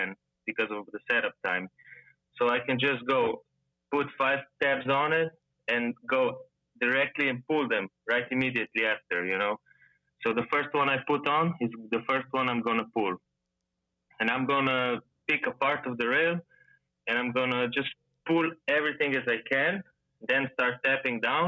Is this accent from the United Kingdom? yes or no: no; Slovenia; I'm from Slovenia